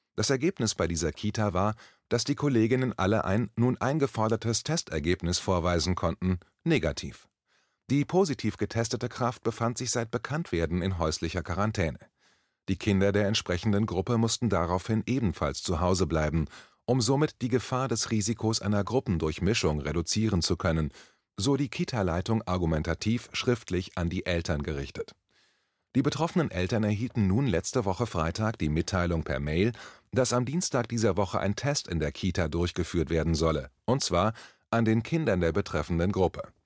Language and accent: German; Berlin, Germany; Ich als Berliner